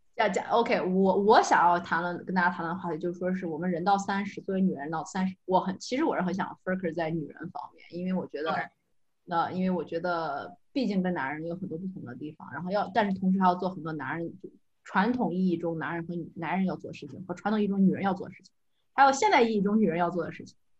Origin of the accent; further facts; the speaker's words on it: China; moved away as an adult; also born or lived in United Kingdom / France; now in Montreal, Canada; 我是呢，正儿八经土生土长的中国人，大学的时候也在中国学读的